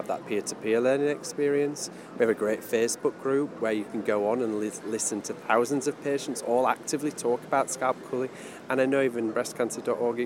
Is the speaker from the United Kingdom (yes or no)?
yes; United Kingdom; accent: British; I'm a British citizen, you can probably tell by the accent.